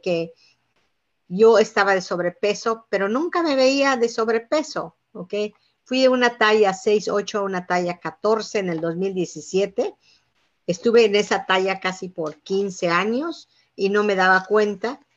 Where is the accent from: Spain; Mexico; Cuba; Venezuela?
Mexico; Yucatán; moved away; somos originarios de Yucatán